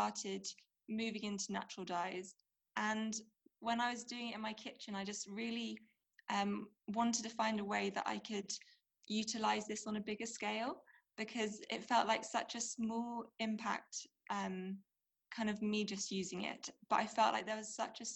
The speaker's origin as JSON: {"language": "English", "region": "London", "country": "United Kingdom", "tie": "born or raised there", "also_born_or_lived": "Wales", "moved": "as an adult", "lives_now": "Sri Lanka", "said": "originally I'm from, I grew up in London and spent some time also in Wales."}